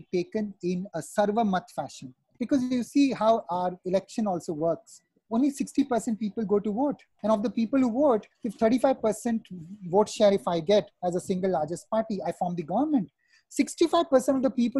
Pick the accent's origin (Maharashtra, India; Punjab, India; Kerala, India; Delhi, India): Maharashtra, India; Mumbai; moved away as an adult; also born or lived in Pune / Kolkata / Chennai / Bastar; growing up in Mumbai and having done my education in Pune, Kolkata, worked in Chennai